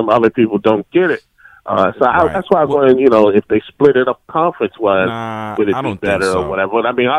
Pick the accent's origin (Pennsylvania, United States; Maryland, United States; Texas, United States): Maryland, United States; Baltimore; I'm from Baltimore.